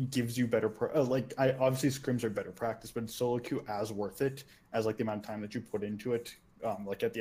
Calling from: Phoenix, Arizona, United States; Uh, Phoenix, Arizona.

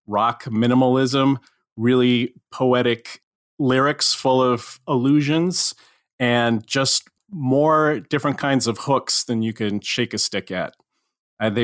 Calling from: New York City, New York, United States; I'm calling you from Upper Manhattan in New York City.

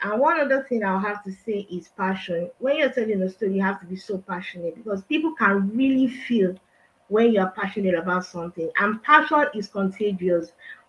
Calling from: Nigeria; I'm talking from Nigeria.

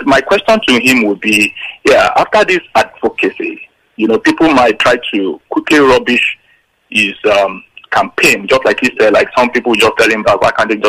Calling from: Lagos, Nigeria; I'm calling from Lagos, Magodo.

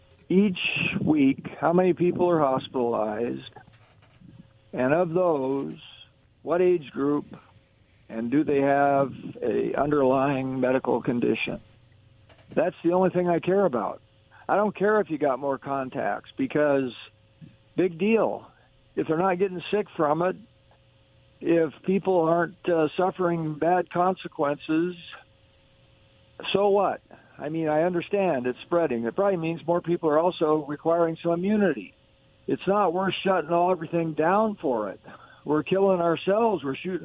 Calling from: Kennewick, Washington, United States; calling from Kennewick.

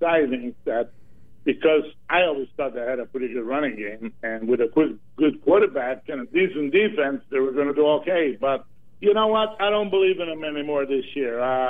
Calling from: Myrtle Beach, South Carolina, United States; from South Carolina, Myrtle Beach.

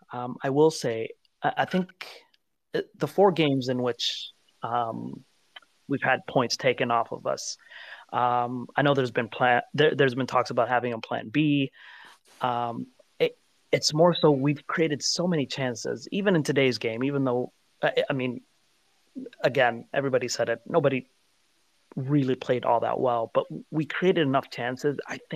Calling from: United States; The US.

